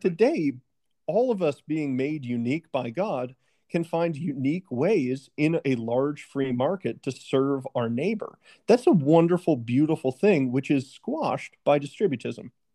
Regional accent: Virginia, United States; my home state of Virginia

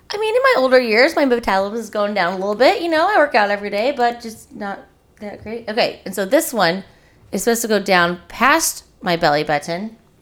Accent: Springfield, Missouri, United States; I'm from Springfield

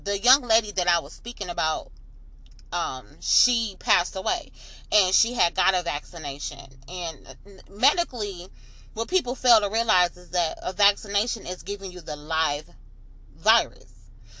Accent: Flint, Michigan, United States; I'm from Flint, I'm from Michigan

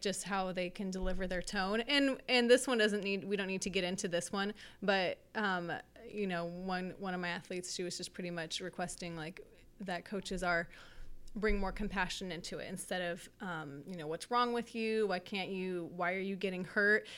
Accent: Merced, California, United States; now in Sacramento, United States; I'm from Merced, California

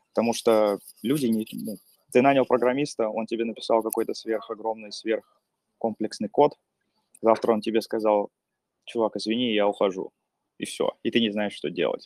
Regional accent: Pskov, Pskov Oblast, Russia; moved away as an adult; also born or lived in Saint Petersburg; now in Finland; сам из Пскова

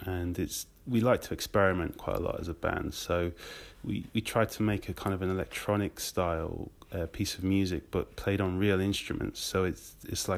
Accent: Nottinghamshire, East Midlands, United Kingdom; moved away as an adult; also born or lived in Guildford; now in London, United Kingdom; I'm originally from Nottinghamshire, and... I played in bands in there in my teens

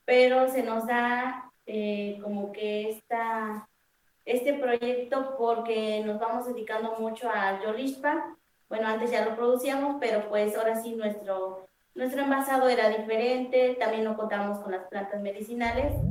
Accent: Mexico; pues yo soy de San Andrés Huila

